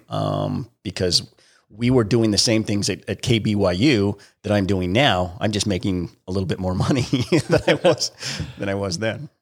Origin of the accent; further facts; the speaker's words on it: Springville, Utah, United States; I grew up in Springville, Utah